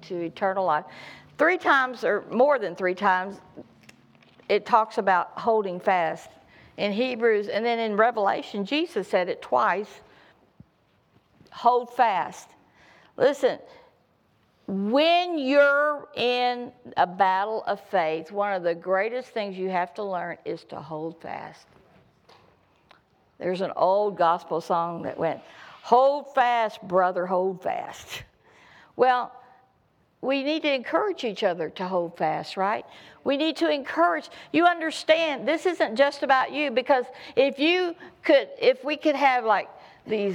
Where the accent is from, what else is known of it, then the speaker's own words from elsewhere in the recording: the South, United States; I come from the South